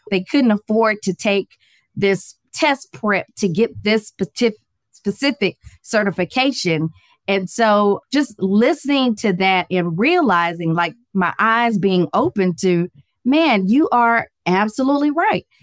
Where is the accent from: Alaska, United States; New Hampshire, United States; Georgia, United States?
Georgia, United States; Atlanta; I am from Atlanta, Georgia. Born and raised